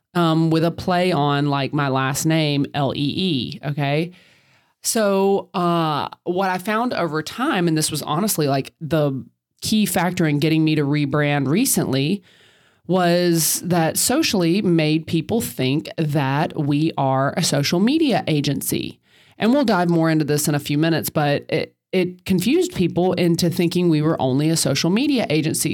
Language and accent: English; the South, United States; I'm from the South